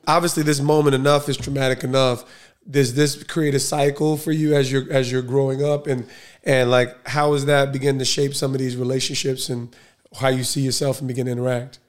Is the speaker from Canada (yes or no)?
no; Essex County, New Jersey, United States; I'm Essex County, though. I'm Essex County